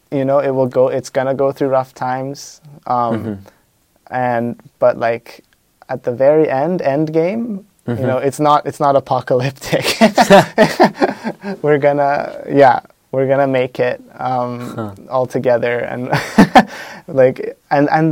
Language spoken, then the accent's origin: English; Canada; I came from Canada